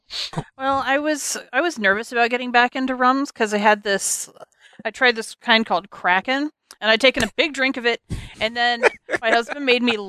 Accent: United States; I'm really American

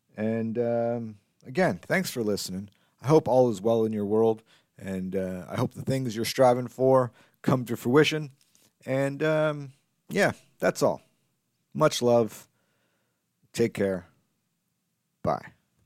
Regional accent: Canada; as a Canadian, as a Canadian comedian

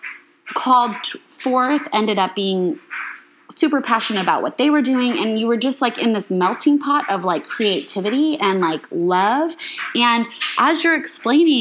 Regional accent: Arizona, United States; moved away; also born or lived in Chicago; I did not grow up in Chicago, and I was this girl from Arizona

